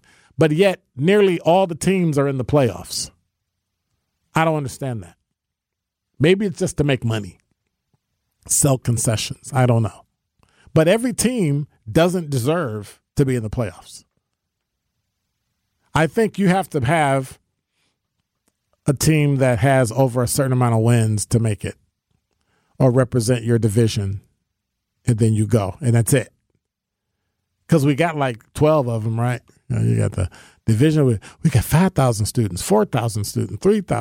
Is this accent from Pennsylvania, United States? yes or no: no; Illinois, United States; now in Milwaukee, United States; I'm from Illinois